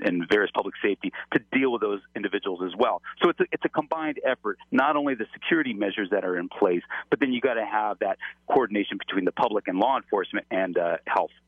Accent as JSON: {"language": "English", "town": "Los Angeles", "region": "California", "country": "United States", "said": "I'm from Los Angeles"}